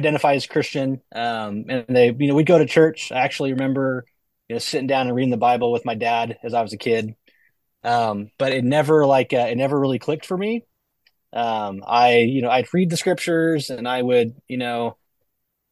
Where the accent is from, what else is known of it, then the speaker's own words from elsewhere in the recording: Grass Valley, California, United States; also born or lived in Bay Area, California; I was born in the Bay Area, but my parents had the sense to get out of there when I was, I think, about second or third grade. So most of my core memories come from this little small town called Grass Valley, Grass Valley, Nevada City. That's where I grew up